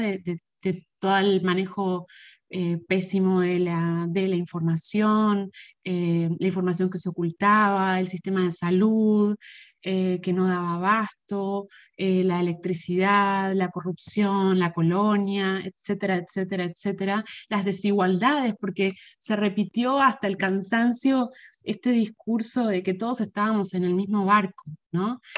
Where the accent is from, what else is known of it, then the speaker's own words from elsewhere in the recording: Argentina; moved away as an adult; now in Puerto Rico; yo me crié en Argentina